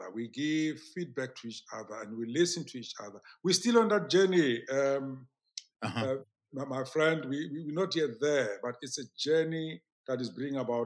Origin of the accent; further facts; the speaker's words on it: South Africa; my background in rural South Africa.